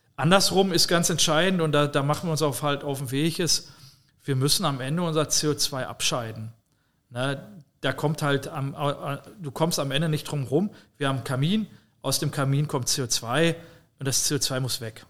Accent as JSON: {"language": "German", "country": "Germany", "also_born_or_lived": "near the Dutch border (residence)", "said": "Wir bauen als Deutsche"}